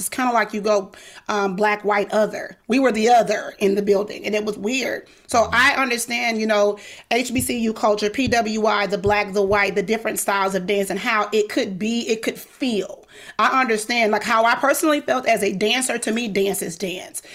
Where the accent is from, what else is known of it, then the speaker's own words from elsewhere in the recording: the South, United States; I'm Southern. I'm from the South